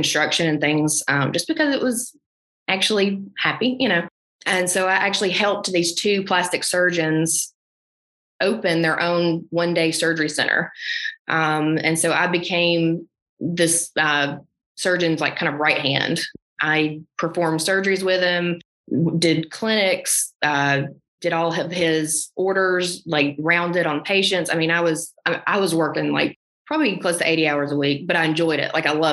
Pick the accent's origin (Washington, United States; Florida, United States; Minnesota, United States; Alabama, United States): Alabama, United States; moved away as an adult; now in Nashville, United States; I've never moved away from my small town. And then I moved to Nashville from Alabama